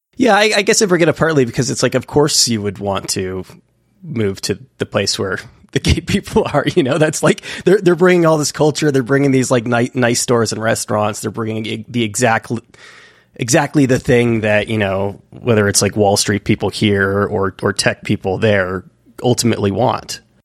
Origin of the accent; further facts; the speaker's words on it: San Francisco Bay Area, California, United States; moved away; I'm actually from the San Francisco Bay Area originally